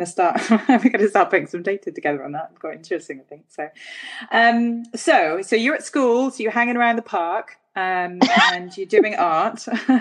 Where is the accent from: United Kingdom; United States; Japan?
United Kingdom; South Wales; I was brought up in South Wales